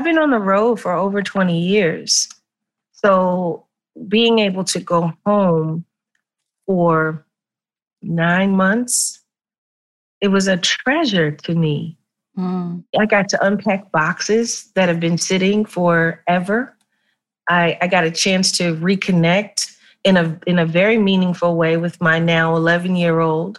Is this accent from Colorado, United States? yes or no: no; Philadelphia, Pennsylvania, United States; where I'm from North Philly